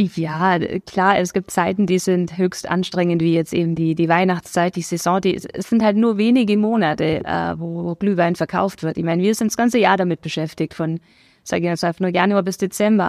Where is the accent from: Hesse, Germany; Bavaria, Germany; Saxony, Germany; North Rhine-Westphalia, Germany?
Bavaria, Germany; Memmingen; moved away as an adult; also born or lived in Augsburg; now in Dasing, Germany; ich bin geboren in Memmingen im schönen Allgäu, ähm, bin dort auch zur Schule gegangen